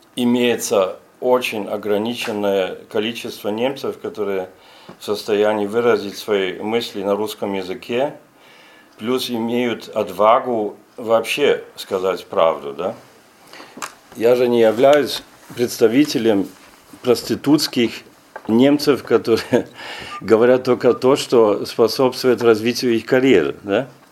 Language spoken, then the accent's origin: Russian; Germany; Russian is a second language